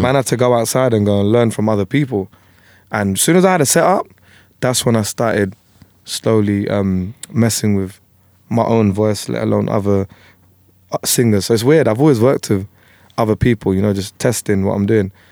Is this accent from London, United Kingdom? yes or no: yes; London, United Kingdom; also born or lived in Tower Hamlets; where I was brought up in Plasto, you had Greeks, Turks, Indians, Punjabis, Bengalis